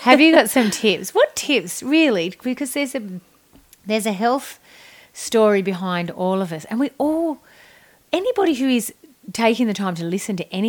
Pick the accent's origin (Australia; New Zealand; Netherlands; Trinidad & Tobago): Australia; we're the Aussie Ockers